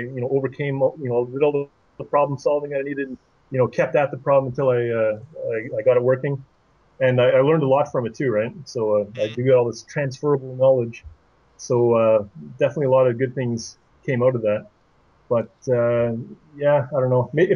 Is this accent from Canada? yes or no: yes; Canada; also born or lived in Ottawa, Ontario; I'm Canadian. I'm in Ottawa